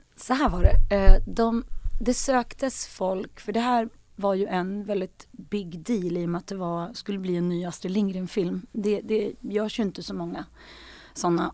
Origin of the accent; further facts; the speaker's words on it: Sweden; moved away as an adult; now in Stockholm, Sweden; jag kommer från Sandane